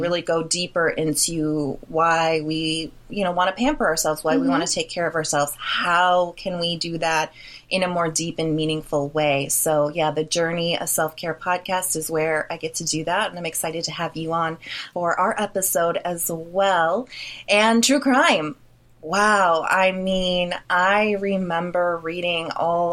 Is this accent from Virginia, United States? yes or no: no; Milwaukee, Wisconsin, United States; I am from Milwaukee, Wisconsin, hometown to Jeffrey Dahmer